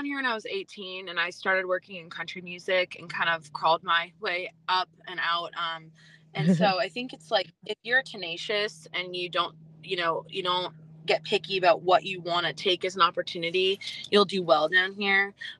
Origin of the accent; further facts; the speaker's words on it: Boston, Massachusetts, United States; moved away as an adult; now in Nashville, United States; I'm originally from Boston, Massachusetts, but I have been down in Nashville 7 years now.